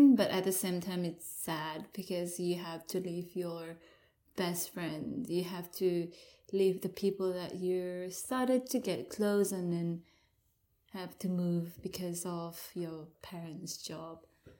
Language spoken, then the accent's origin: English; Sabah, Malaysia; So where I, my hometown is at the north of Borneo, which is Sabah.